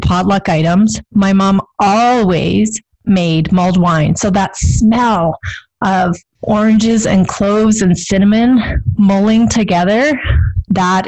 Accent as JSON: {"language": "English", "town": "Pincher Creek", "region": "Alberta", "country": "Canada", "tie": "born or raised there", "said": "I grew up in Pincher Creek"}